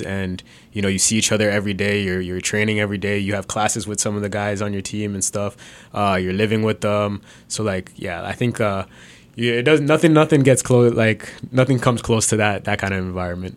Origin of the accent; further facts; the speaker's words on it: Brampton, Ontario, Canada; I was born in Canada. I grew up in Brampton